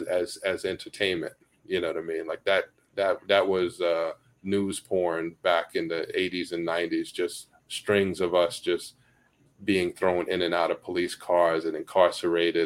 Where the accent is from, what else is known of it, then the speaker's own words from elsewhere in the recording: New York City, New York, United States; I grew up in Bed-Stuy